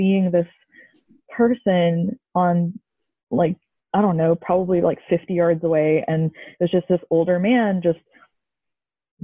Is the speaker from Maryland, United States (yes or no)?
no; Columbia, Missouri, United States; I am from Columbia, Missouri